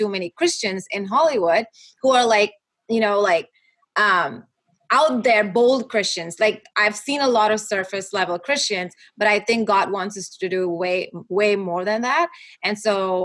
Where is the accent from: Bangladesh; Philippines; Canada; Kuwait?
Kuwait; moved away as an adult; also born or lived in Dallas, United States; now in Los Angeles, United States; I was born and raised in Kuwait. And I moved from Kuwait to Dallas when my husband and I got married. And then we moved